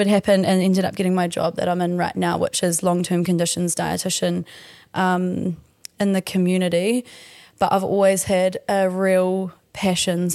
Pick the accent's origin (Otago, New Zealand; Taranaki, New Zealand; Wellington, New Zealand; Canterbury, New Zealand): Taranaki, New Zealand; Stratford; moved away as an adult; also born or lived in Dunedin / Auckland / Northland; So I have grown up in Taranaki. I actually grew up in Stratford